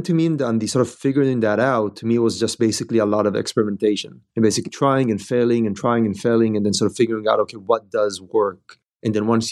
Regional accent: Israel; moved away as an adult; now in Bay Area, United States; we've been living here in the Bay Area for the last 10 years, but we're originally from Israel.

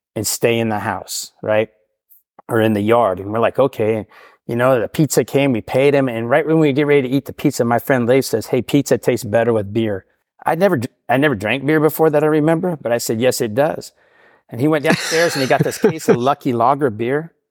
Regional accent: Portland, Oregon, United States; I grew up in Portland all my life

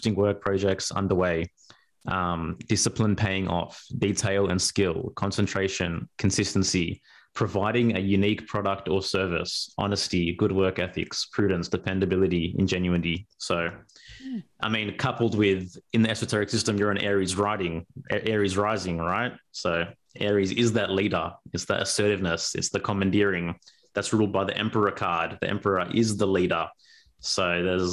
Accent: Australia; I'm first generation Australian

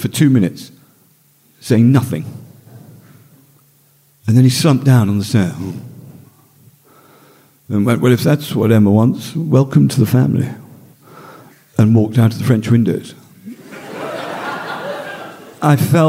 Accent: Northumberland, North East England, United Kingdom; I grew up in Northumberland

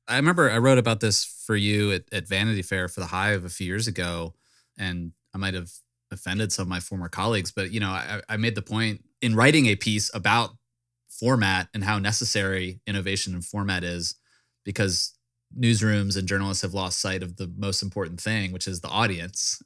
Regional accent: Richmond, Virginia, United States; Richmond, my hometown

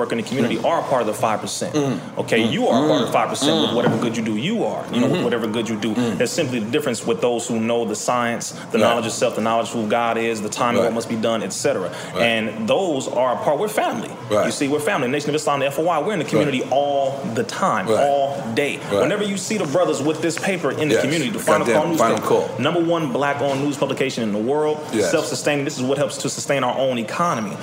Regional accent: Compton, California, United States; born and raised in Compton, California, in Richland Farms, Compton, California

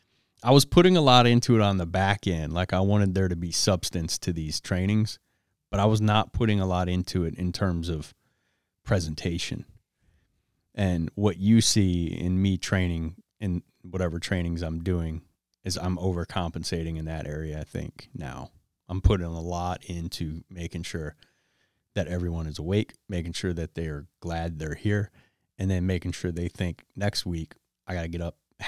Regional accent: Detroit, Michigan, United States; moved away; also born or lived in Las Vegas; I'm from Detroit

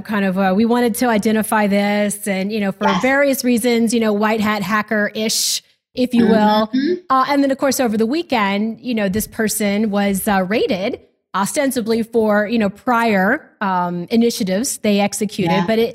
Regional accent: Texas, United States; I'm from Texas

